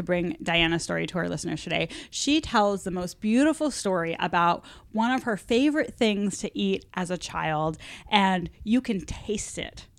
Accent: New England, United States; Well, I'm from New England

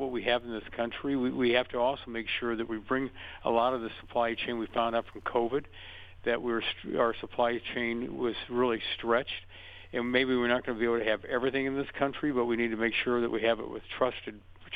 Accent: Ohio, United States; I'm from Ohio

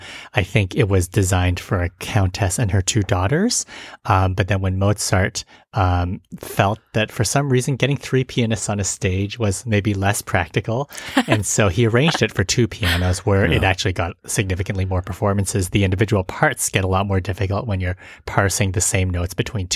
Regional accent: Edmonton, Alberta, Canada; now in Toledo, United States; the Edmonton Symphony Orchestra, my hometown

